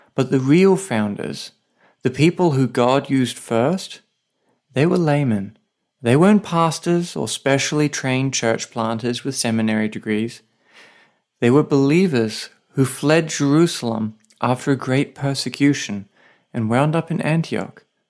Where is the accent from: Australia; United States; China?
Australia; now in Saipan, Northern Mariana Islands